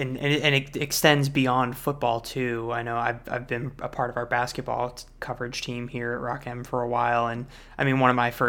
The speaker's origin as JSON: {"language": "English", "region": "Missouri", "country": "United States", "tie": "born or raised there", "said": "I was born in Missouri, but I wasn't really a Missouri fan growing up."}